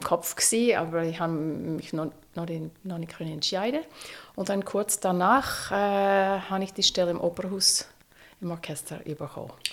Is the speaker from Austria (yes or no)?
no; United States; German is a second language; moved away as an adult; now in Zürich, Switzerland; ich bin auf dem Land aufgewachsen, also wirklich in Amerika, äh, mitten im Nix